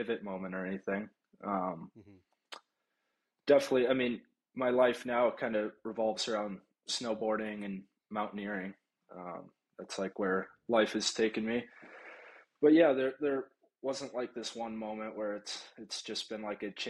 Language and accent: English; Florida, United States; moved away; I grew up in Florida